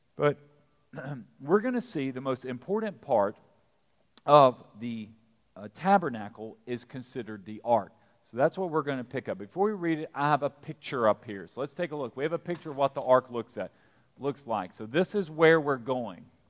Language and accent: English; Eastern Kentucky, United States; now in Lexington, United States; we're from Eastern Kentucky